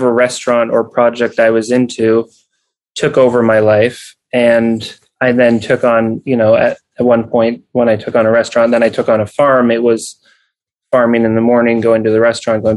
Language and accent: English; New England, United States; I grew up in New England